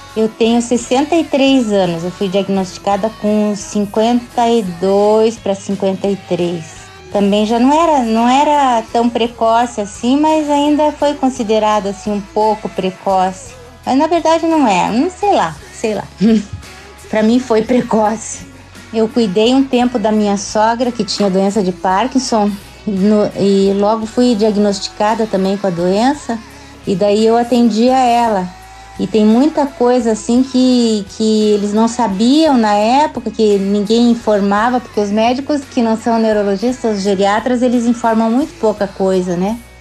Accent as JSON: {"language": "Portuguese", "town": "Curitiba", "region": "Paraná", "country": "Brazil", "said": "eu sou de Curitiba"}